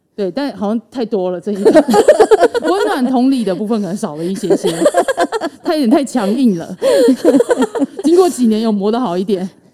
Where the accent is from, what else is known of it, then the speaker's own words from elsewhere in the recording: Keelung, Taiwan; also born or lived in Taichung; 难得基隆有开缺，我是基隆人